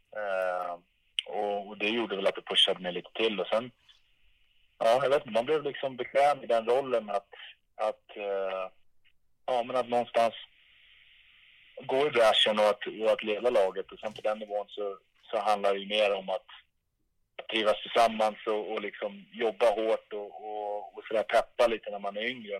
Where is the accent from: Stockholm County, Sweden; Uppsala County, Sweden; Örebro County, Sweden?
Stockholm County, Sweden; Stockholm; moved away; mitt rum i Älvsjö där jag växte upp